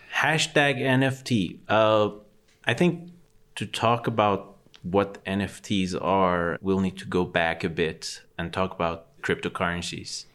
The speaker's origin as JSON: {"language": "English", "town": "Tehran", "region": "Tehran Province", "country": "Iran", "tie": "born or raised there", "said": "being born and raised in Ecbatane"}